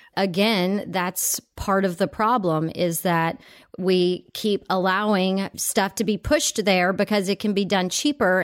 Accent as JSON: {"language": "English", "region": "Texas", "country": "United States", "tie": "born or raised there", "also_born_or_lived": "Italy", "moved": "yes", "lives_now": "California, United States", "said": "I grew up in Texas, and I moved off to Italy."}